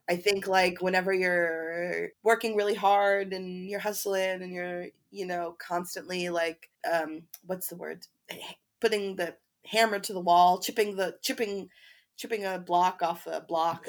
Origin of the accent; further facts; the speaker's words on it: Chapel Hill, North Carolina, United States; moved away; I'm originally from Chapel Hill, North Carolina